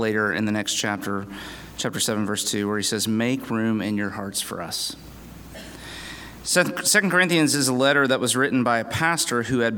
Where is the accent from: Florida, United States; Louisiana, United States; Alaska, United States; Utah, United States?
Florida, United States; Winter Haven; I pastor Redeemer PCA Church in Winter Haven, Florida.